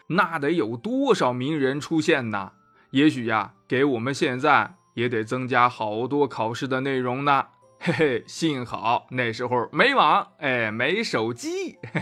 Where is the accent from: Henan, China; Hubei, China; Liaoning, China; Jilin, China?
Henan, China; Anyang; 我的家乡河南安阳也遇上了新冠奥密克戎